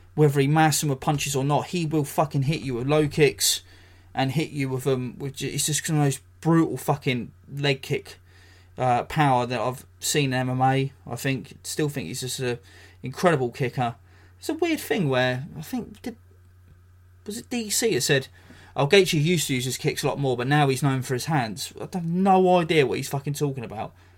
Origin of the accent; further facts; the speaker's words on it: England, United Kingdom; as a, as a Brit, as an Englishman